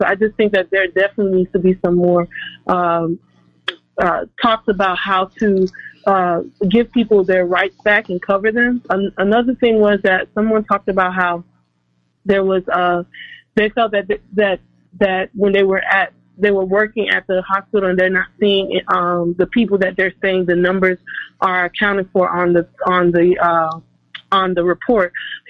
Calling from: Chicago, Illinois, United States; Yes, I'm from Chicago.

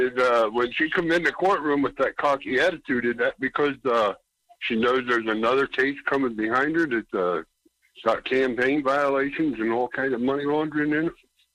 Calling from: Pennsylvania, United States; Yes, I am.

